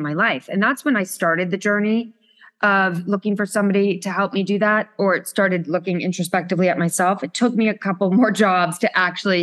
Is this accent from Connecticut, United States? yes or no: yes; Connecticut, United States; moved away as an adult; now in New York City, United States; I'm from New York, or I'm really from Connecticut, but I've been in New York climbing that corporate ladder for the last 21 years